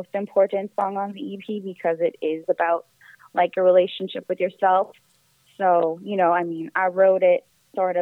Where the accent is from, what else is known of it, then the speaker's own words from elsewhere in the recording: Victoria, British Columbia, Canada; moved away as an adult; now in Toronto, Canada; I'm originally from BC. I was born in Victoria, BC, and then I've been in Toronto for about 8 years.